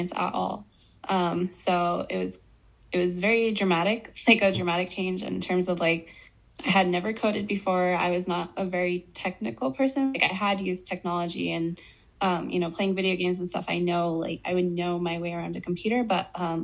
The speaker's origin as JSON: {"language": "English", "town": "Albuquerque", "region": "New Mexico", "country": "United States", "tie": "born or raised there", "said": "where I grew up in Albuquerque, New Mexico."}